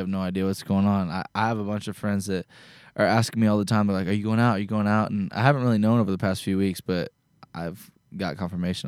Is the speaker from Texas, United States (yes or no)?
no; Indiana, United States; now in Nashville, United States; we grew up together back in Indiana